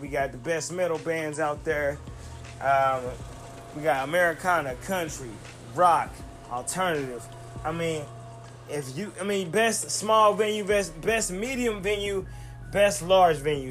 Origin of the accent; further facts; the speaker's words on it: Tulsa, Oklahoma, United States; my hometown of Tulsa, Oklahoma